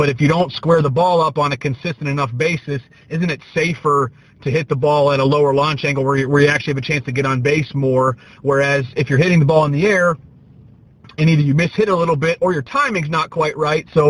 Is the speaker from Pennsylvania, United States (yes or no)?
yes; Pennsylvania, United States; I'm from Pennsylvania